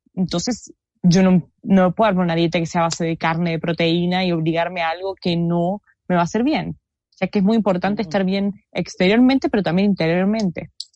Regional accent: Argentina; soy argentina

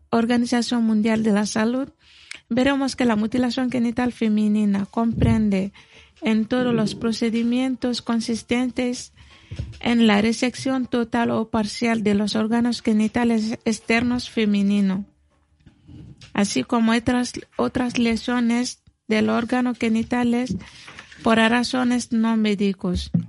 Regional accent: Mali; Spanish is a second language; now in Spain; soy de Mali

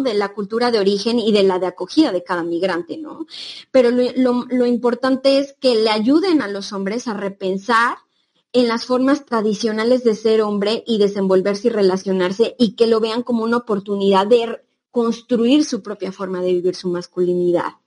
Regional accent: Mexico; moved away; nosotras que somos de México

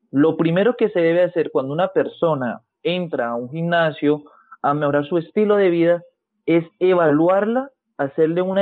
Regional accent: Cali, Valle del Cauca, Colombia; Soy fisioterapeuta, soy de Colombia, específicamente de Cali, tengo 24 años.

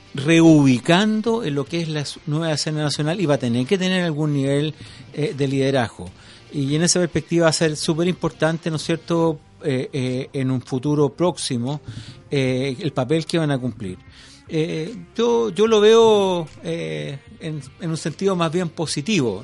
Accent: Chile; como chilenos

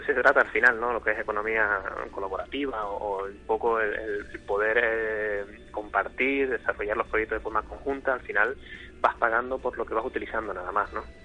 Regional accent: Tenerife, Canary Islands, Spain; moved away as an adult; now in Gran Canaria, Spain; soy de Tenerife

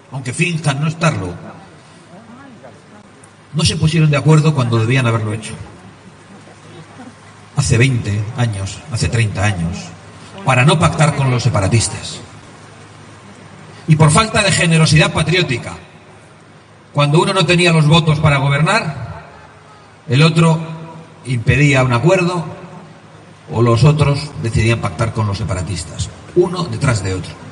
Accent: Basque Country, Spain; el País Vasco, que es mi tierra

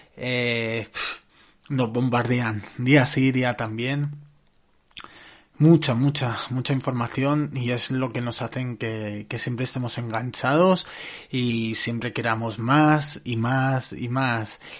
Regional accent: Barcelona, Catalonia, Spain; yo soy de Barcelona

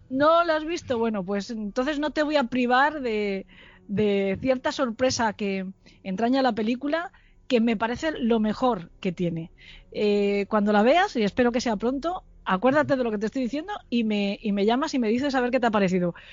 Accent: Alicante, Valencian Community, Spain; moved away as an adult; also born or lived in Salamanca; yo soy de Alicante y estudié en Salamanca

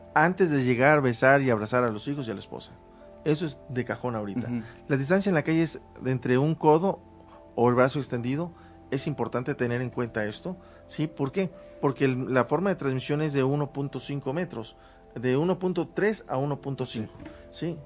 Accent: Mexico; como mexicano

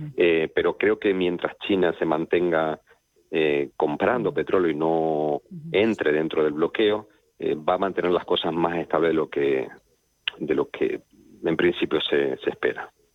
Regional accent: Argentina; yo soy argentino y en Argentina se nota

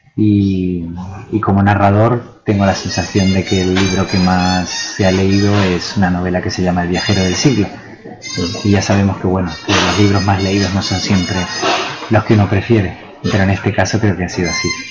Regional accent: Buenos Aires, Argentina; now in Granada, Spain; Yo pasé mi infancia en Argentina y luego sí mi vida en, Granada o Granada, como se debe decir. Pero ese primer contacto fue en Buenos Aires.

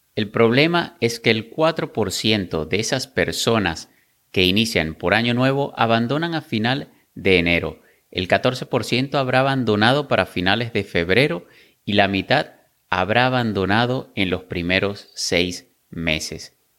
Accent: Venezuela; yo soy venezolano

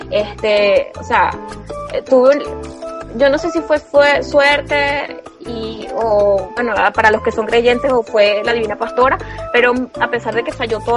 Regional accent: Caracas, Capital District, Venezuela; now in Barquisimeto, Venezuela; yo soy caraqueña, aunque amo vivir ahorita que soy mamá en marquisibeto

